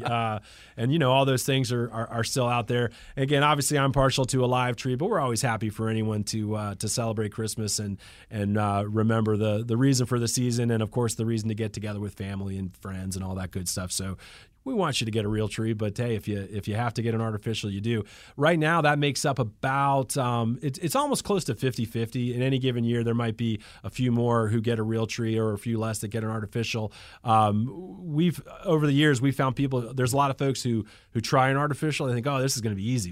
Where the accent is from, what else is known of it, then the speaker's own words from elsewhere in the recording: Atlanta, Georgia, United States; I'm from Atlanta, Georgia. I was born in, in Piedmont Hospital